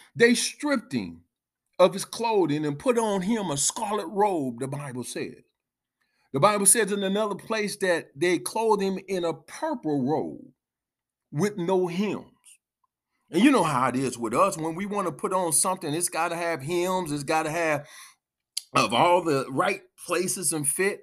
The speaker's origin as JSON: {"language": "English", "country": "United States", "said": "we as American, um, ancest-, ancestors of those who had to go through the time of being whipped"}